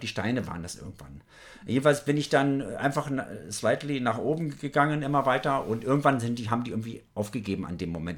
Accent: Germany; wo kommst du her? Deutschland

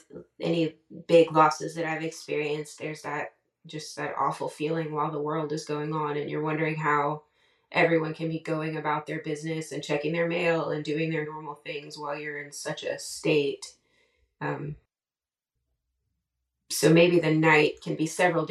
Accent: United States; also born or lived in Louisiana, United States / Atlanta, United States; I grew up in Louisiana until I was 10, and then in Pensacola, where we were often dealing with hurricanes

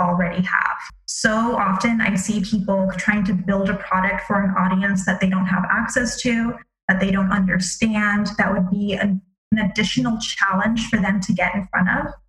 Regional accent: Palm Beach, Florida, United States; I grew up in Palm Beach, Florida

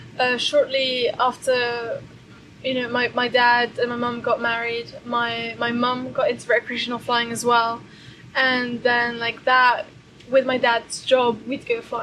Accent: Brussels, Belgium; We grew up in Brussels in Belgium. Mm-hmm. We've kind of always lived there.

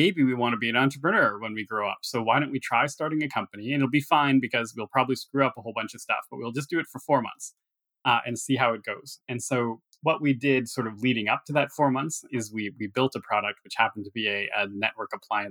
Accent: Thunder Bay, Ontario, Canada; moved away; I was born in Thunder Bay, Ontario, which is pretty far north. And it's about a 4-hour drive from anywhere, even significantly sized. So it was quiet. I had a quiet upbringing in the outskirts of this city

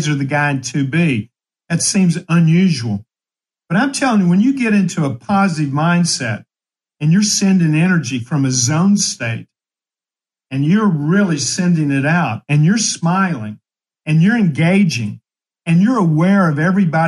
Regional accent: Ashland, Kentucky, United States; born or raised there

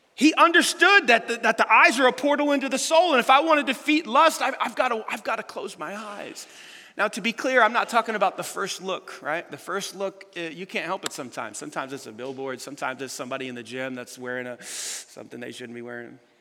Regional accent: United States; we Americans

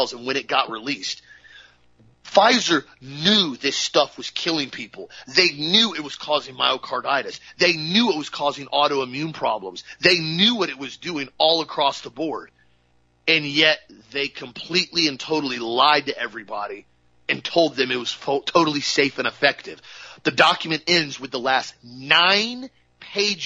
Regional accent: United States; as a patriotic American

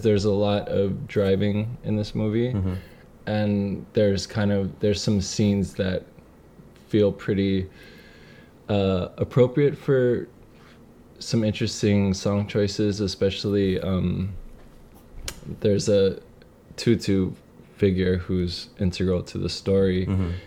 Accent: Kaneohe, Hawaii, United States; I loved growing up in Kaneohe

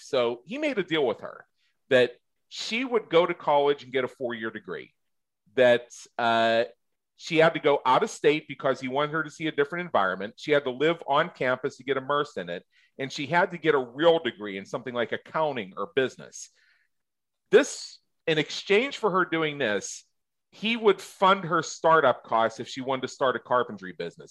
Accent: Southwest Pennsylvania, United States; I grew up in Southwest Pennsylvania

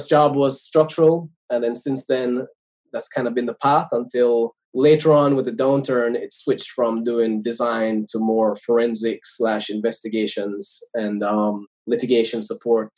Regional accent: Jamaica; moved away as an adult; now in United States; I was born in Jamaica. I went to school there

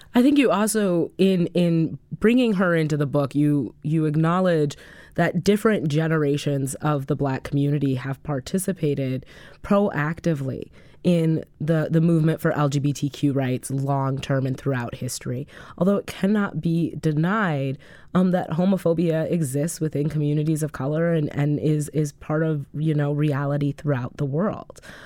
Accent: Madison, Wisconsin, United States; born and raised in Madison, Wisconsin

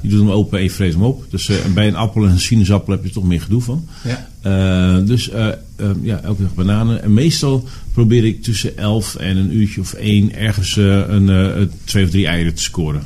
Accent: Borger, Drenthe, Netherlands; Diep, diep in de binnenlanden van Drenthe.

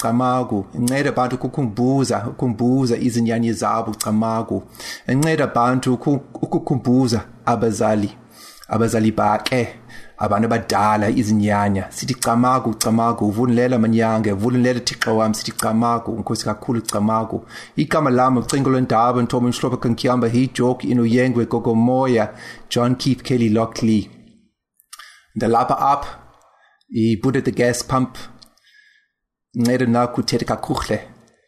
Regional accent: Cape Town, Western Cape, South Africa; I was born in Cape Town below Table Mountain

